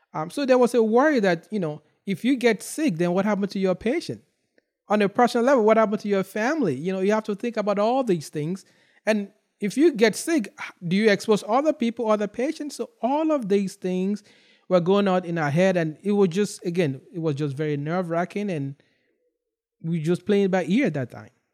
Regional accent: Nigeria; now in United States; I grew up in Nigeria

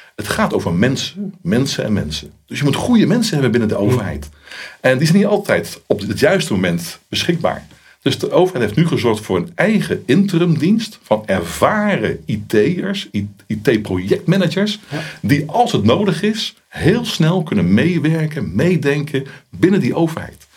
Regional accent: Netherlands; ik ben ook een Hollander

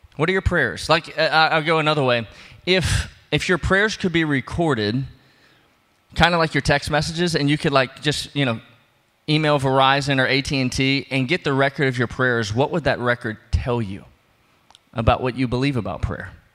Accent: New Orleans, Louisiana, United States; I'm from New Orleans, I'm from below sea level

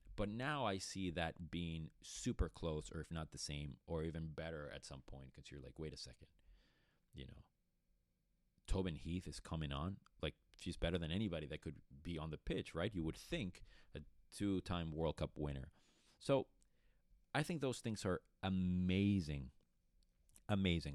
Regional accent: Caracas, Capital District, Venezuela; moved away; also born or lived in Boston, Massachusetts; I was born and raised in Caracas, Venezuela

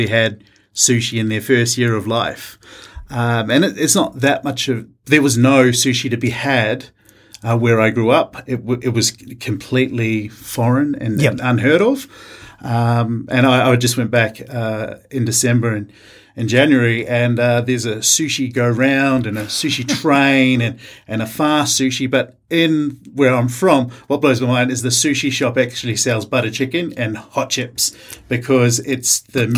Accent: Rotorua, Bay of Plenty, New Zealand; moved away as an adult; also born or lived in Melbourne, Australia; now in Canberra, Australia; born and raised in New Zealand, in Rotorua

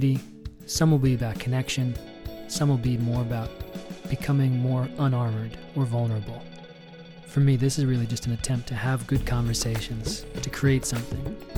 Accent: New York, United States; also born or lived in South Africa; now in Portland, United States; They're both from New York, just like me, and we all came out west at different times

